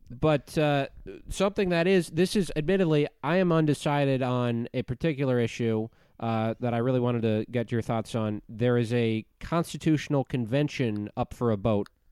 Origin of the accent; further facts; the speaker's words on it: Minnesota, United States; I'm from Minnesota